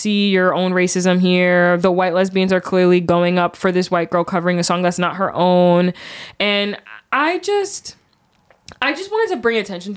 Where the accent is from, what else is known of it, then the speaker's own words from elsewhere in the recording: United States; I'm very American.